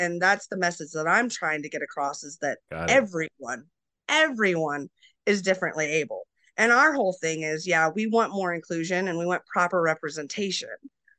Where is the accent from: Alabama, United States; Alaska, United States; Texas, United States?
Alaska, United States; also born or lived in Colorado / Montana; we were really big hiking growing up in Alaska and Colorado and Montana and all these places that have, you know, hiking.